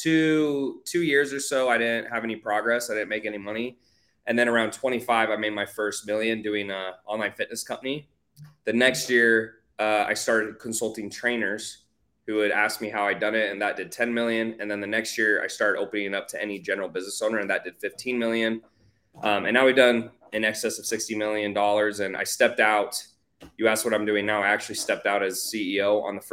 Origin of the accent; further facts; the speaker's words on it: Houston, Texas, United States; now in Miami, United States; I grew up in Houston, but I've been living in Miami for the last 4 to 5 years